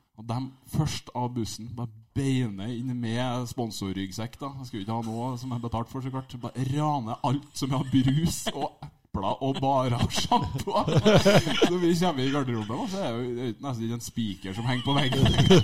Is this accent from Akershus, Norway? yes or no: no; Trondheim, Trøndelag, Norway; jeg vokste opp i Trondheim